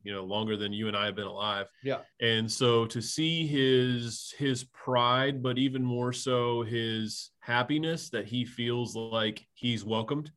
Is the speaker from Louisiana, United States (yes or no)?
no; Indiana, United States; growing up in a small town in Indiana